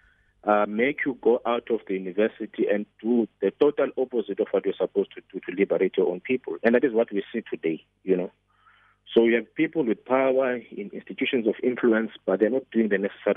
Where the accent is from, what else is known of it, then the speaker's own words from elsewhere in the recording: Zwelitsha, Eastern Cape, South Africa; I was born in Zwelitsha, near King Lemstone in the Eastern Cape, 30 years ago. That is where I was. That's where I grew up.